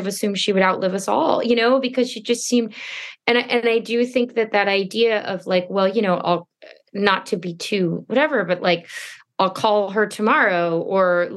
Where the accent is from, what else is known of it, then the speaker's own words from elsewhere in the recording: Stuart, Florida, United States; moved away; I'm from Florida.